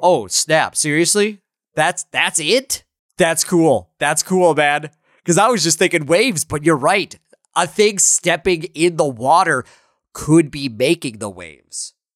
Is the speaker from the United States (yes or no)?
yes; Minnesota, United States; I'm from Minnesota